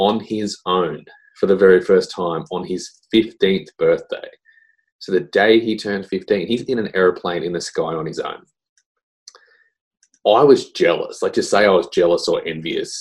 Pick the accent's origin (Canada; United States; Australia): Australia; I'm just a typical Aussie dude